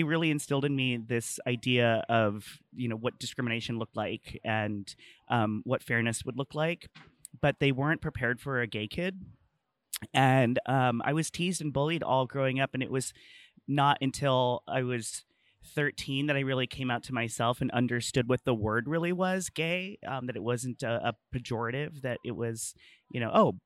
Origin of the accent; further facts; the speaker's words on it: El Centro, California, United States; I'm from El Centro, California. It's a small rural like farming community